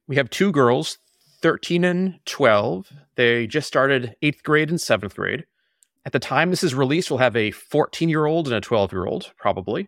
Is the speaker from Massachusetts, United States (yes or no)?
yes; Boston, Massachusetts, United States; I grew up in the Boston area about a mile from where we're living right now